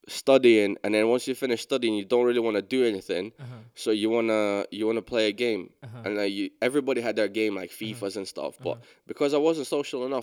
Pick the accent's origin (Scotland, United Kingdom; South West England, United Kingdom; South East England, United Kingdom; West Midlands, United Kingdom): Scotland, United Kingdom; also born or lived in London